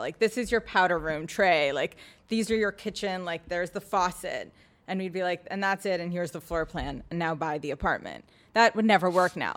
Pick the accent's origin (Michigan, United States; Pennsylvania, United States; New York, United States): New York, United States; New York City; also born or lived in Boston; I grew up in Soho, in a loft